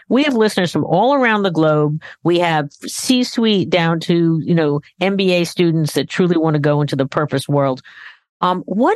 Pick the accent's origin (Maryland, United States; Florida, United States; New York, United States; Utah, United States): New York, United States; Long Island; moved away; I'm an ex-New Yorker. I grew up in New York, grew up on Long Island.